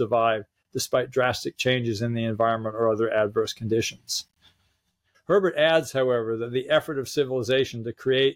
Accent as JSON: {"language": "English", "town": "San Francisco", "region": "California", "country": "United States", "tie": "born or raised there", "said": "I grew up in San Francisco in the 60s"}